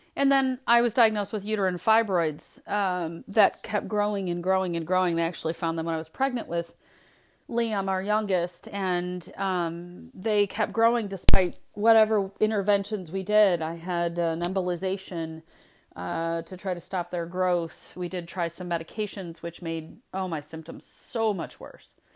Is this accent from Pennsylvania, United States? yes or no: no; Michigan, United States; also born or lived in Indiana; I was born in Indiana. but I live in Michigan now, and I've lived in Michigan most of my life